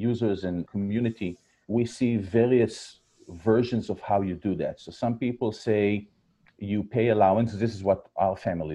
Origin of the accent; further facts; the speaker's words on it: Israel; moved away as an adult; you can hear from my accent. I was born and raised in Israel. I'm here for about 15 years, followed my wife